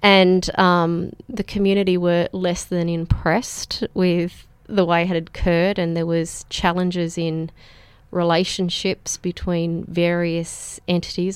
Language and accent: English; Penrith, New South Wales, Australia; also born or lived in Breakfast Point; I was born in the P N Hospital, um, which is, I guess, about as local as you can get